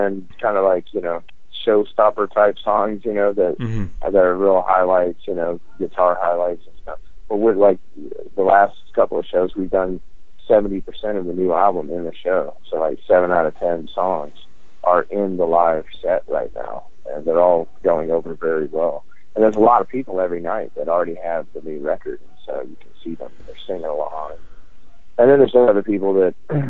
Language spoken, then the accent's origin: English; Louisiana, United States; I grew up in Louisiana